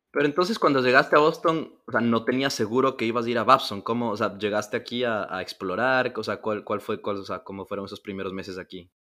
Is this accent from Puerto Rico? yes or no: no; Ecuador; yo soy ecuatoriano, creciendo en Ecuador